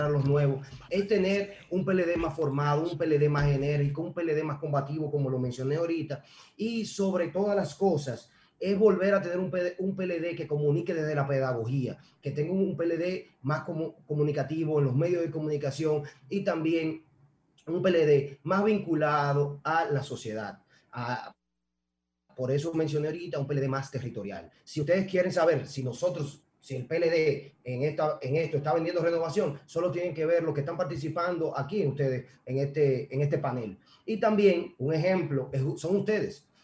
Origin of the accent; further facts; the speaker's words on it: Dominican Republic; ¿Y cómo venderle a este pueblo, al pueblo dominicano, mi pueblo, ¿Qué es una renovación?